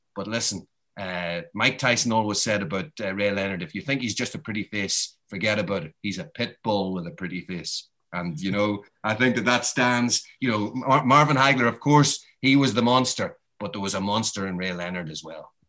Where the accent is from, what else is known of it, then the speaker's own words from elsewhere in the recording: Ireland; I'm Irish.